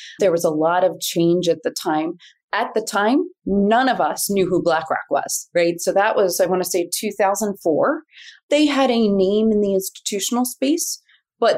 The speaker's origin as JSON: {"language": "English", "town": "Philadelphia", "region": "Pennsylvania", "country": "United States", "said": "I was this kid from Northeast Philly."}